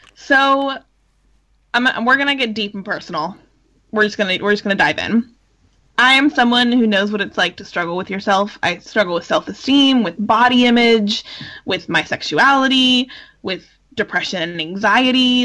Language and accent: English; California, United States; as a Californian